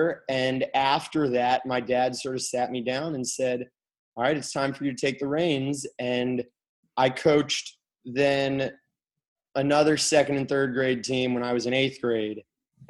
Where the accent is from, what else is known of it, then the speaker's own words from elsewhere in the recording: Kalamazoo, Michigan, United States; moved away; I'm from Kalamazoo, Michigan, and my parents still live there